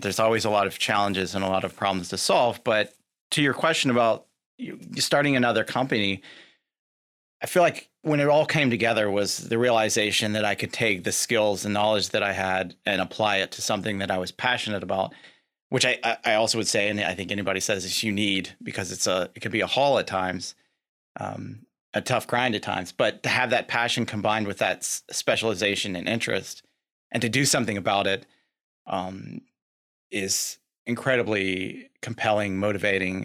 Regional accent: Lexington, Kentucky, United States; born and raised in Lexington, Kentucky

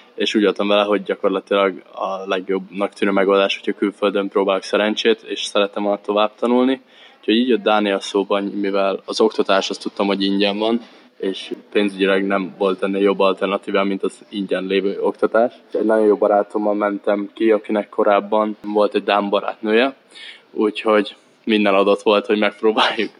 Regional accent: Érd, Pest, Hungary; moved away as an adult; now in Denmark; Érden, ahol én felnőttem

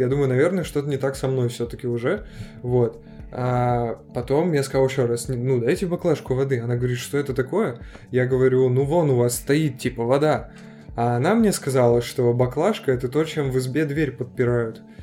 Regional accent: Ashgabat, Turkmenistan; moved away as an adult; now in Perm, Russia; я из Ашхабада, из Туркменистана вообще

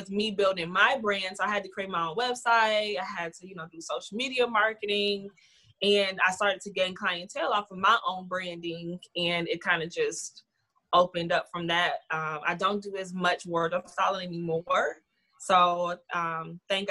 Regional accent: Toledo, Ohio, United States; I'm from Toledo, Ohio

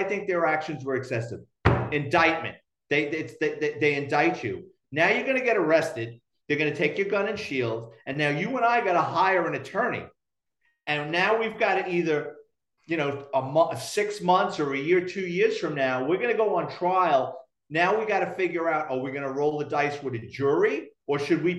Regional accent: New York City, New York, United States; now in Florida, United States; I grew up in Throgs Neck, and I went to high school in Parkchester.

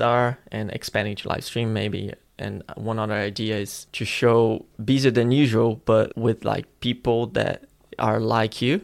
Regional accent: Florianópolis, Santa Catarina, Brazil; moved away; my hometown, Florianopolis in Brazil

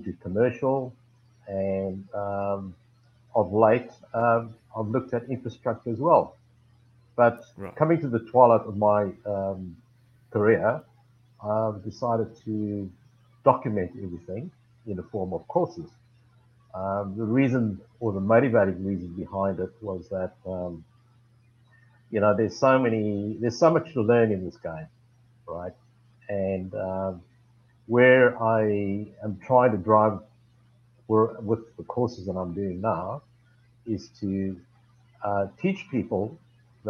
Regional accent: South Africa; moved away as an adult; now in Australia; I'm originally from South Africa, born and bred, four generations, origins from China. But immigrated here in 83

